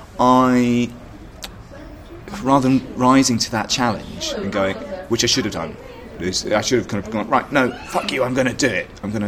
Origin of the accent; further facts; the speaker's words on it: Bishop's Stortford, East of England, United Kingdom; also born or lived in Glasgow, United Kingdom; Well, I was born in Scotland. I was born in Glasgow. I left when I was about 8. Moved around and spent my teenage years in Bishop Stortford.